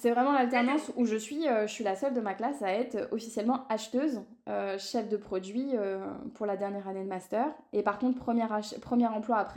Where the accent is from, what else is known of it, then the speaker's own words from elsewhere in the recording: Paris suburbs, Île-de-France, France; Moi, je vis à Disney